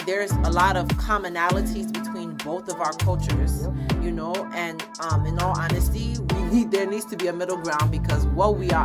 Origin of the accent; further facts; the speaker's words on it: United States; I was born in America, but raised with Ghanaian and American values